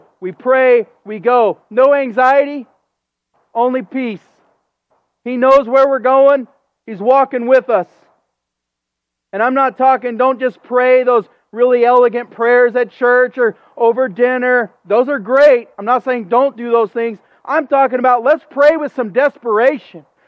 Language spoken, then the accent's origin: English; United States; as an American